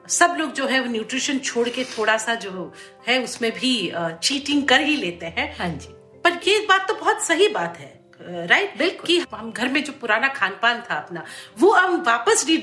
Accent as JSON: {"language": "Hindi", "region": "South India", "country": "India", "said": "मैं साउथ में जहाँ से आती हूँ"}